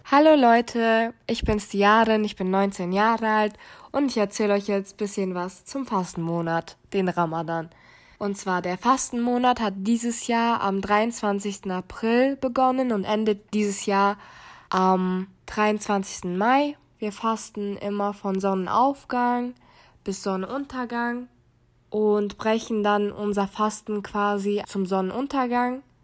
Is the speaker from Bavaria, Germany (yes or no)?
yes; Munich, Bavaria, Germany; Ich bin gebürtige Münchnerin